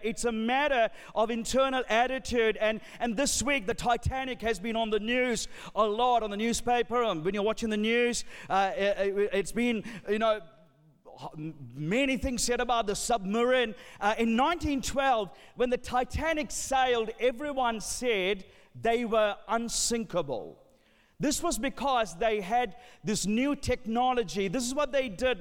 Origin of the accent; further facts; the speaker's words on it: Sri Lanka; I'm from Sri Lanka.